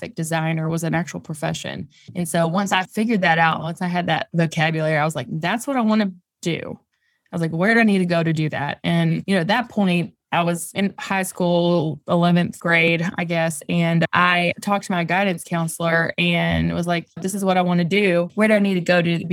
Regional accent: Virginia, United States; moved away as an adult; also born or lived in Outer Banks; I grew up in Virginia and I went to school like an hour away from where I grew up

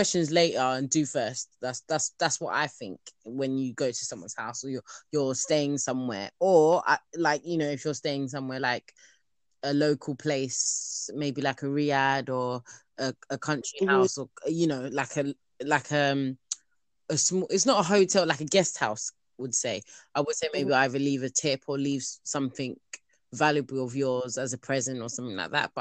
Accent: Nigeria; I am Nigerian

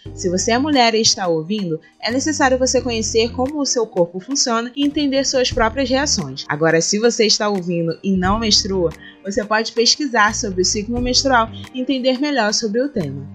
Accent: Rio de Janeiro, Brazil; Sou carioca

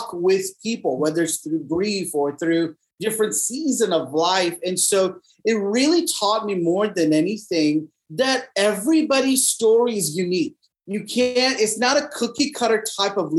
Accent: Dallas, Texas, United States; I'm born and raised in Dallas, Texas.

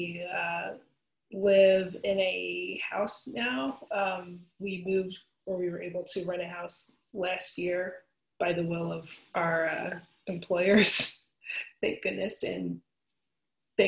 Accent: Philadelphia, Pennsylvania, United States; I'm from Philadelphia

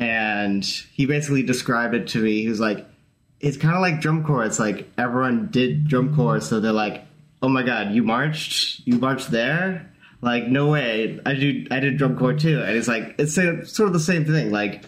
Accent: Fresno, California, United States; So I'm from Fresno, California. I was born and raised there, basically. I go to Fresno State, music ed major

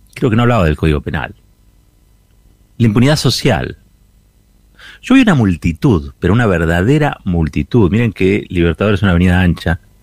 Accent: Argentina

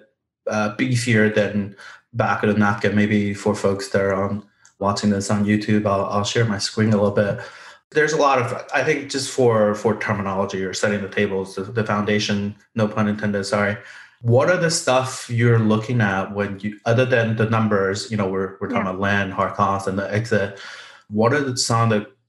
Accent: Austin, Texas, United States; I grew up in Austin as well

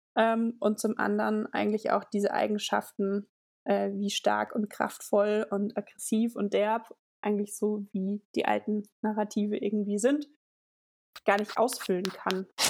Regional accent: Linsengericht, Hesse, Germany; moved away as an adult; now in Innsbruck, Austria; bin äh, in Hessen, in Linsengericht aufgewachsen

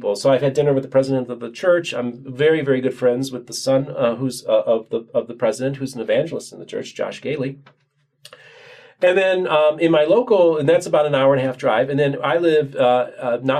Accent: Chicago, Illinois, United States; now in Florida, United States; I'm originally from Chicago, but from Florida

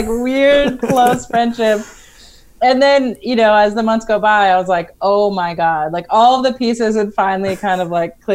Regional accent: Colorado, United States; I actually grew up in Colorado

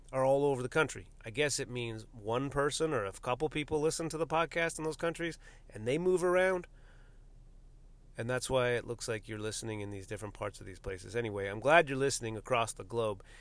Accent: United States; my nationality as an American citizen

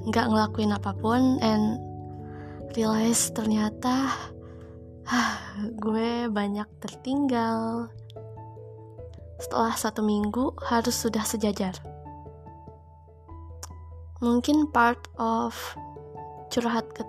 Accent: Jabodetabek, Indonesia; gue orang Jabodetabek gitu ya wajar aja gitu kalau cuma seminggu di Bogor

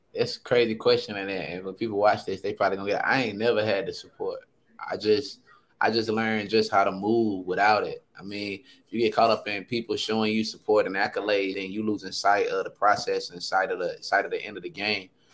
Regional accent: Sanford, North Carolina, United States; I'm from Sanford, North Carolina, one of the greatest cities I feel like in the world.

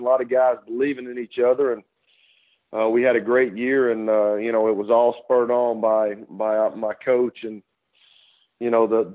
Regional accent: Fayetteville, Tennessee, United States; I grew up in Fayetteville.

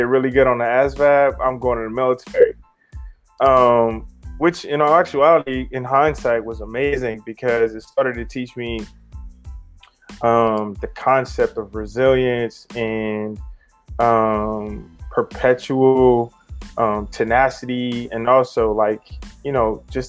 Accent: Lake Charles, Louisiana, United States; I'm originally from Lake Charles, Louisiana

